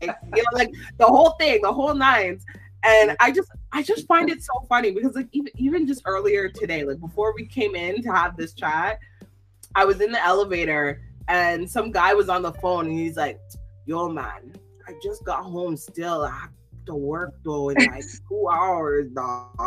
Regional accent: Toronto, Ontario, Canada; We're from Toronto, Canada

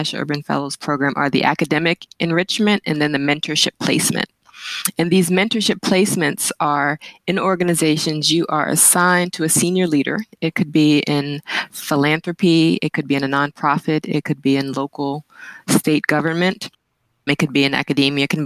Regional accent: Washington, District of Columbia, United States; also born or lived in St. Kitts; I'm a native Washingtonian. Been born and raised in Washington, D.C.

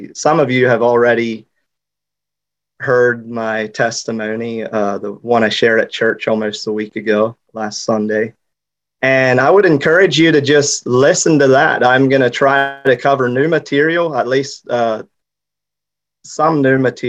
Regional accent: Lancaster County, Pennsylvania, United States; also born or lived in Haiti; I'm from Lancaster County

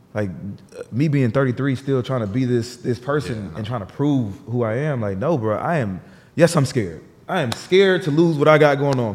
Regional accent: New Jersey, United States; I was born in Jersey.

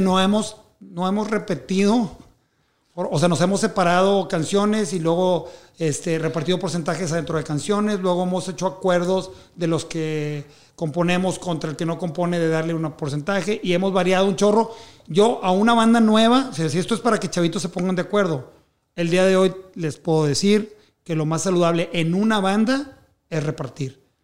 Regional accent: Mexico; siendo un artista mexicano

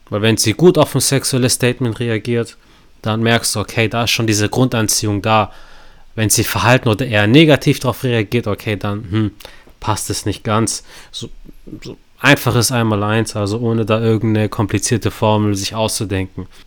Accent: Stuttgart, Baden-Württemberg, Germany; Also ich komme aus Stuttgart.

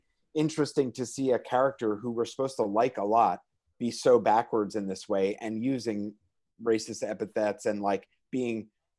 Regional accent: New York, United States; From New York, baby.

